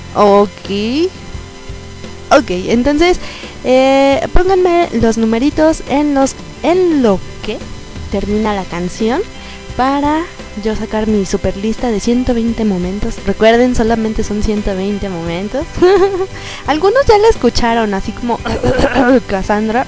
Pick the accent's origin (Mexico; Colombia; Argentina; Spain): Mexico; como buena mexicana